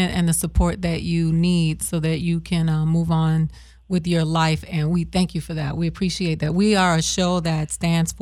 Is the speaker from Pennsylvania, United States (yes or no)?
no; Miami, Florida, United States; moved away; I'm from Miami